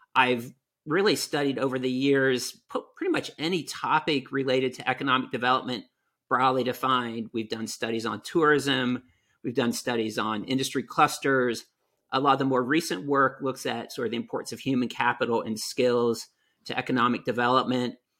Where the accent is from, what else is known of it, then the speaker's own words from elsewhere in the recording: Newark, Ohio, United States; moved away; also born or lived in Maine; I grew up in Central Ohio, um, the town's called Newark, Ohio